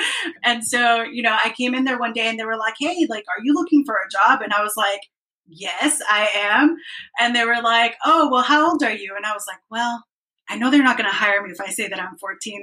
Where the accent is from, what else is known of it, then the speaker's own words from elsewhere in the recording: Dallas, Texas, United States; I came to this country when I was six years old as an undocumented kid. I grew up in Dallas and which was great. Dallas, Texas is my hometown